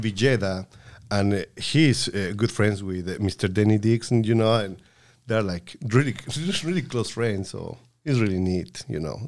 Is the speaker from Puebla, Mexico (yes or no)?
yes; Puebla, Mexico; moved away; in Puebla, my home state, uh, we used to go to the Methodist Church